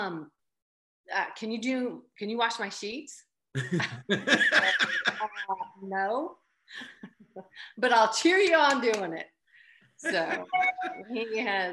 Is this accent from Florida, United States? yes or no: yes; Boca Raton, Florida, United States; moved away as an adult; also born or lived in Tallahassee, Florida; now in Athens, United States; We grew up in Boca Raton